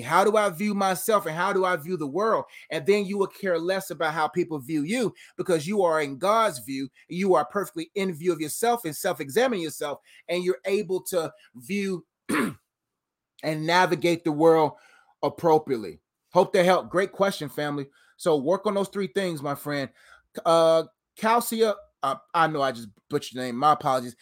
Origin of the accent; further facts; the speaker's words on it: Nigeria; I'm Nigerian